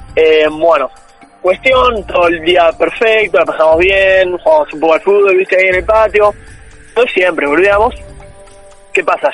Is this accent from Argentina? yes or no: yes; Buenos Aires, Argentina; Yo soy de Núñez